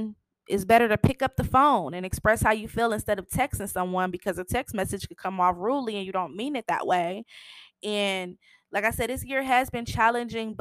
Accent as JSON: {"language": "English", "region": "Michigan", "country": "United States", "also_born_or_lived": "Kansas City", "moved": "as an adult", "said": "I'm from Michigan. I have been in Kansas City the last 4.5 years"}